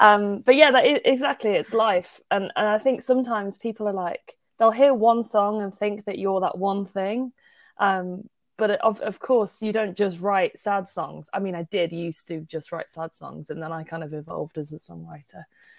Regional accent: Birmingham, West Midlands, United Kingdom; accent: Birmingham; No one really goes for Birmingham, which is weird. I think sometimes my accent comes out in certain words in certain songs.

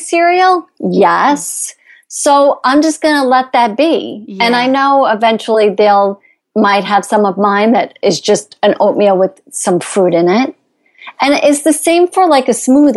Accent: Long Island, New York, United States; I'm from New York. Or I should say, I'm from Long Island

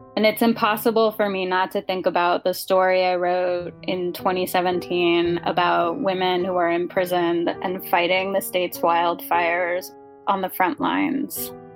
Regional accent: California, United States; I am in my home state of California

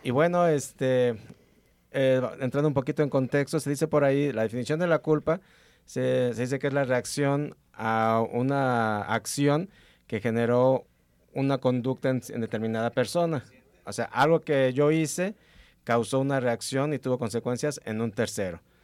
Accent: Mexico; aquí como mexicanos y como un país altamente religioso

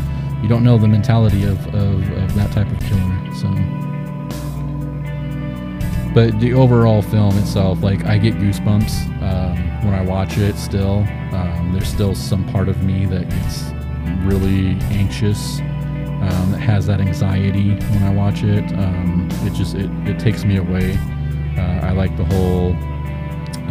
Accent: Orange County, California, United States; We're from Orange County

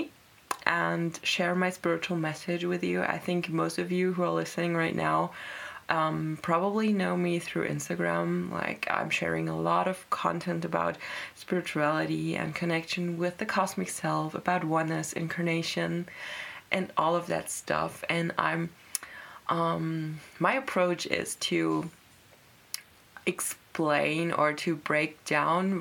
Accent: Germany; I was born in Germany

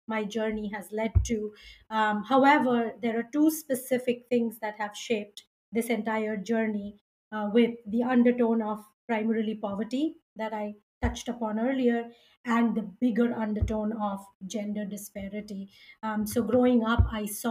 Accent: India; I was born and brought up in India

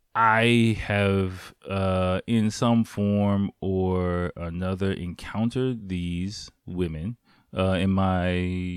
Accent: England, United Kingdom; now in Japan; I really didn't get that many dates when I was back in my home country in England.

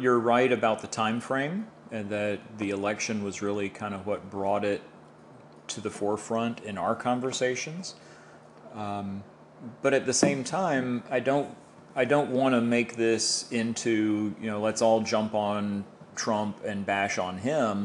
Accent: Tampa, Florida, United States; I'm born and raised in Tampa

